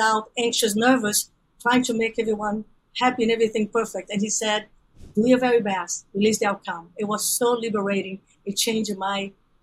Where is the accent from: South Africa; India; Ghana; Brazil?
Brazil; English is a second language; moved away as an adult; also born or lived in Central Valley, California; now in United States; I'm originally from Brazil.